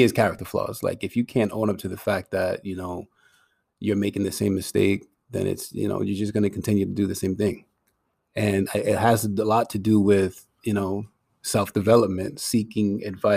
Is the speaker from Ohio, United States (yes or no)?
no; Providence, Rhode Island, United States; I came to the States like around like two, three years old or something like that. And, you know, I grew up in Providence